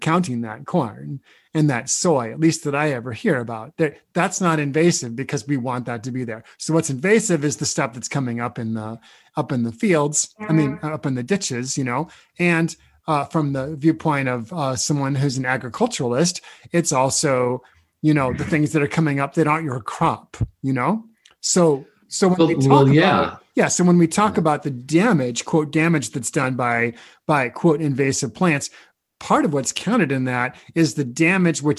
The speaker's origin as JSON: {"language": "English", "region": "Nebraska", "country": "United States", "tie": "born or raised there", "moved": "yes", "said": "I grew up in Nebraska. I'm familiar with this landscape"}